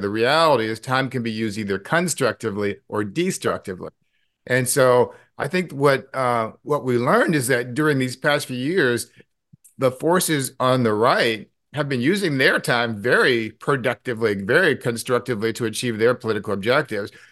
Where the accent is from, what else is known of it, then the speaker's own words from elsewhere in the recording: Clearwater, Florida, United States; also born or lived in St. Louis, Missouri; I was born in Saint Louis, Missouri, went to high school in Clearwater, Florida